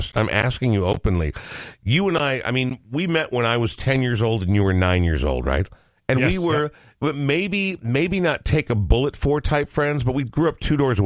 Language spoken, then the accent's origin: English; Coon Rapids, Minnesota, United States; When I was young, I lived in Coon Rapids.